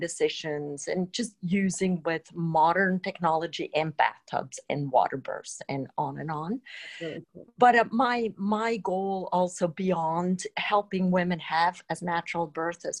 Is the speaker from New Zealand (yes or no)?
no; Switzerland; moved away; I grew up in Switzerland